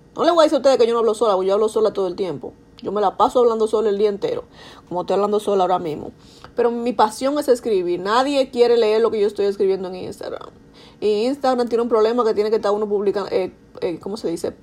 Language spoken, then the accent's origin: Spanish; Dominican Republic; accent: Dominican; now in New York, United States; soy dominicana, si no se han dado cuenta por mi acento